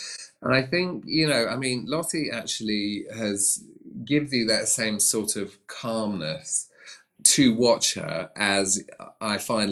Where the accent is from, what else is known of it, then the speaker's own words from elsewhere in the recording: Sark, Guernsey; moved away; I came from Sark in the Channel Islands, we didn't even have a stable